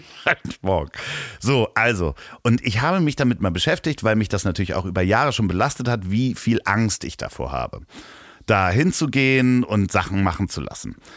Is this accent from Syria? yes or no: no; Hamburg, Germany; accent: Hamburger Akzent; meinen Hamburger Akzent, ja, den ich ja manchmal habe